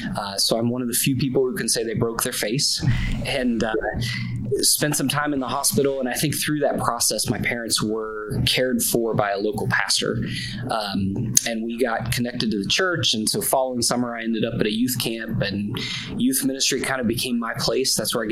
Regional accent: North Central West Virginia, United States; I grew up in North Central West Virginia and live right in the spot where I grew up. My wife and I moved back here about 10 years ago to plant a church.

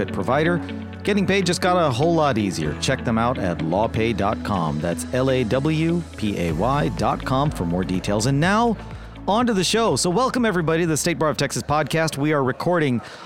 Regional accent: India; now in United States; I'm of Indian origin, right? My family's from India. I was born there.

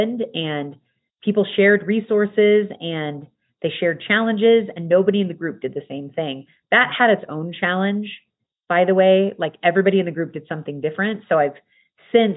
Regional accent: United States; I am American, raised in the culture of America

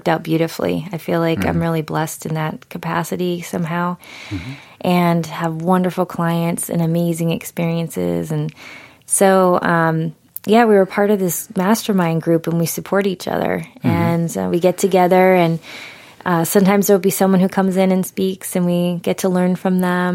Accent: New England, United States; I grew up in New England

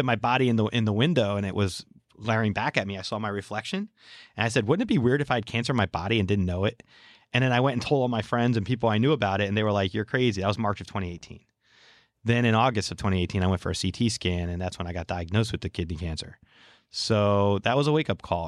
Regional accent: New Jersey, United States; we're from New Jersey

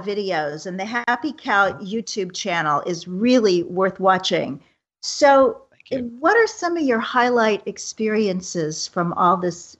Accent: Kansas City, Missouri, United States; moved away as an adult; now in New York City, United States; In Kansas City, my hometown

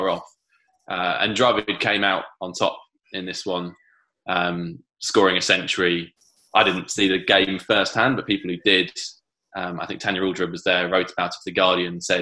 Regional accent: Canterbury, South East England, United Kingdom; I grew up in Canterbury

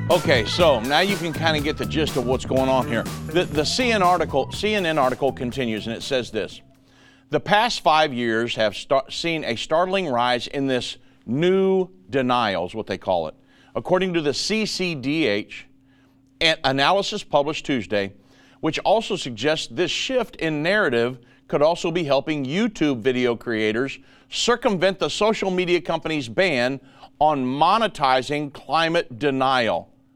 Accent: United States; I'm an American.

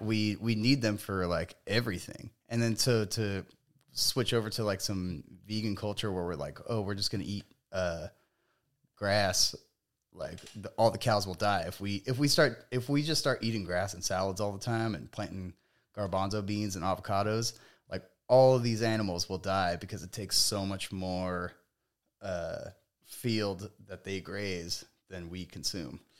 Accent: Palmdale, California, United States; moved away; I grew up in Palmdale, California

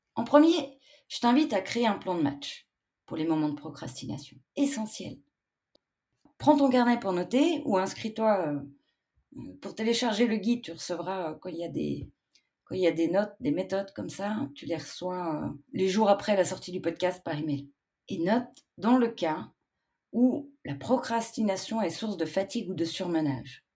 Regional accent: Switzerland; chez nous en Suisse

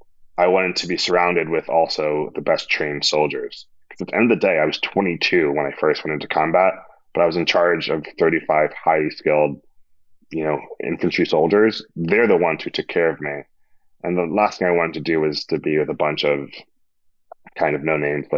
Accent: New York City, New York, United States; also born or lived in Queens; I grew up in Section 8 housing in Harlem, like on welfare.

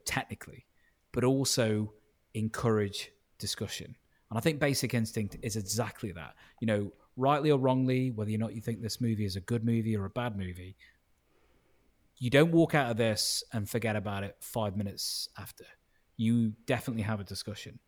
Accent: Stoke-on-Trent, West Midlands, United Kingdom; moved away as an adult; also born or lived in Leeds; I was born in Stoke on Trent. My parents are Italian and Greek, but I was born in Stoke on Trent

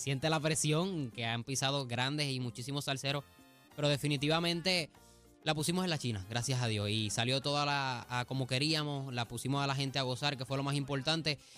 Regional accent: Cidra, Puerto Rico; mi pueblo de Sidra

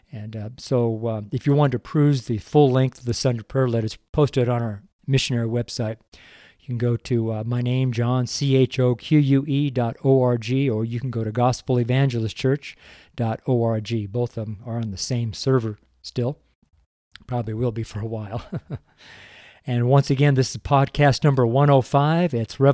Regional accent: California, United States; also born or lived in Redding; now in Boulder, United States; I'm from Northern California, and I've been totally spoiled over the last 30 years of living in Redding, California. But now I'm here as a missionary in Boulder, Colorado

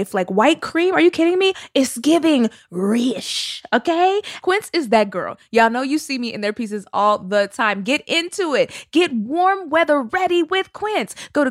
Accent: Dallas, Texas, United States; also born or lived in Terrell, Texas; I am from Dallas, so I know Irving. It's very close.

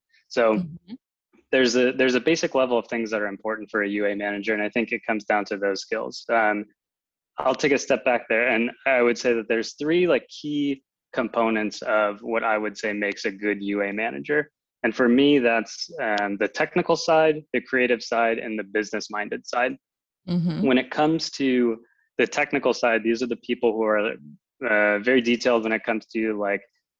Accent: Chicago, Illinois, United States; moved away as an adult; now in Berlin, Germany; I actually grew up in the Chicago area and moved my way out to Berlin to work for Wooga

